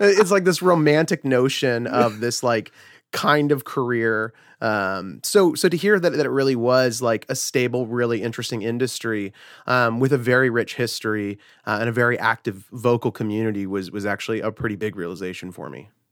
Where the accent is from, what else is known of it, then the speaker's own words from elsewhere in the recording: Fort Myers, Florida, United States; also born or lived in Huntington Beach, California; I was originally born in Southern California in, uh, Huntington Beach. Uh, that was where I was until I was about seven years old. Uh, moved with a, with a single mother and my brother, uh, just kinda separated from our whole family. Don't really know any of them. Uh, made our way over to the East Coast where I grew up in a small town called Fort Myers, Florida